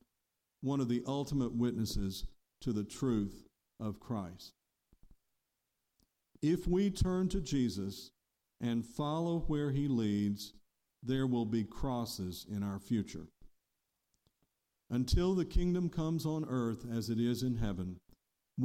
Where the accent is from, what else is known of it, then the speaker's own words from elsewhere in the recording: United States; I was born here, and most of my immigrant ancestors came here before the revolution.